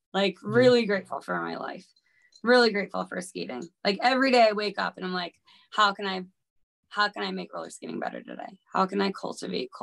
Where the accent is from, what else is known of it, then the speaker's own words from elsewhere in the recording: Philadelphia, Pennsylvania, United States; moved away; I'm from Philly